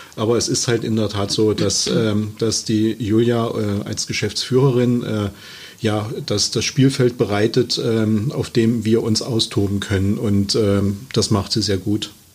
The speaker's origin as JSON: {"language": "German", "town": "Halle", "region": "Saxony-Anhalt", "country": "Germany", "tie": "born or raised there", "said": "ich bin ähm, gebürtiger Sachsen-Anhaltiner, äh, Halle an der Saale und äh, habe dort halt meine Ausbildung ganz klassisch genossen"}